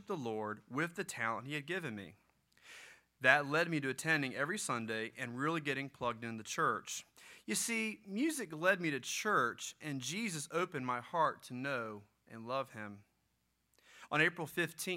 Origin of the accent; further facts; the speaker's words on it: Gloucester, Virginia, United States; I grew up in Gloucester, Virginia.